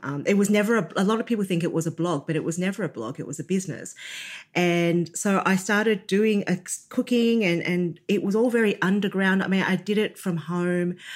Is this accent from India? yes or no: no; Australia; growing up being born in Australia to um, Chinese parents